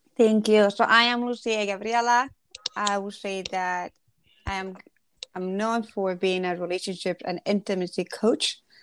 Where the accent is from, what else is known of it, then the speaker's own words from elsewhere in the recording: Ecuador; I grew up in Ecuador